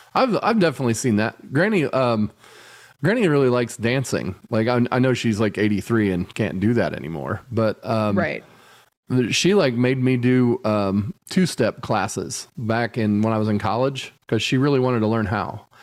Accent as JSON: {"language": "English", "country": "United States", "said": "I'm not being an American asshole"}